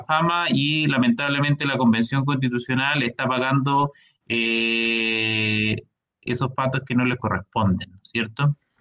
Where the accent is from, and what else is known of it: Chile